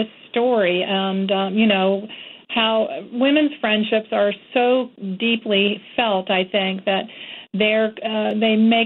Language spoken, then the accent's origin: English; Florida, United States; moved away; also born or lived in Georgia / North Carolina; I've always lived in the South. I grew up in Florida, and I've lived in Georgia and briefly in North Carolina my whole life